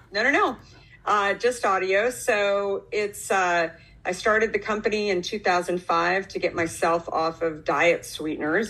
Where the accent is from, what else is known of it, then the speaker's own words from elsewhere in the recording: Arizona, United States; moved away as an adult; also born or lived in New York City; I grew up in Arizona